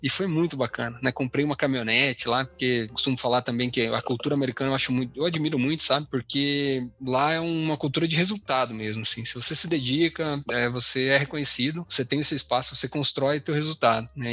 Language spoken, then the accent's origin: Portuguese; Taguaí, São Paulo, Brazil; moved away as an adult; also born or lived in Marília / Guarapuava, Paraná / Belém; now in Paraná, Brazil; Eu sou do interior de São Paulo, tá? Uma cidadezinha bem, bem pequena chamada Taguaí.